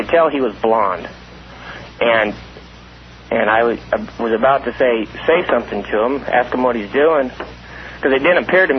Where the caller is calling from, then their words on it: Las Vegas, Nevada, United States; And I'm coming from Vegas. I used to live out there in Pahrump